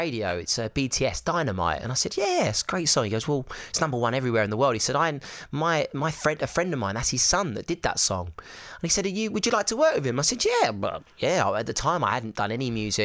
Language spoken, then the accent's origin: English; Essex, East of England, United Kingdom; I'm from Essex